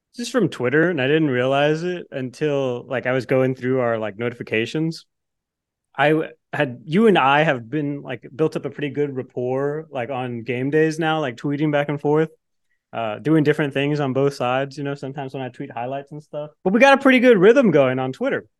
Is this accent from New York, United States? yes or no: no; the Rio Grande Valley, Texas, United States; moved away; I'm from the Valley